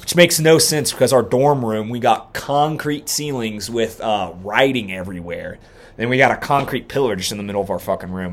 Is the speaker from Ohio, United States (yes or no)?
yes; near Dayton, Ohio, United States; moved away; in Dayton, my like, damn near my hometown